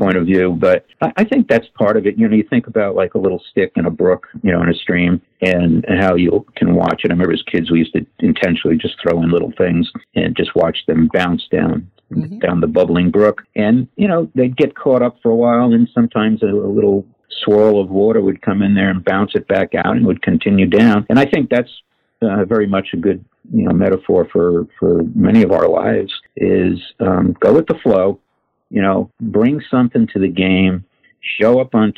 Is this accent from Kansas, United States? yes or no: no; New York City, New York, United States; we grew up in Astoria, Queens, New York